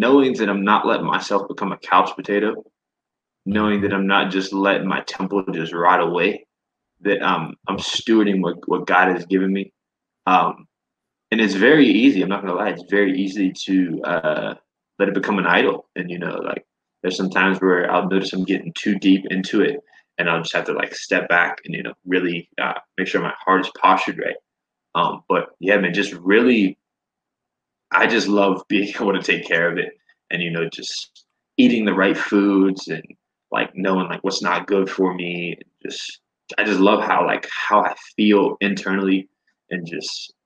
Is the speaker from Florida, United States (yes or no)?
yes; Florida, United States; moved away; So I am a Florida boy. I'm originally from Florida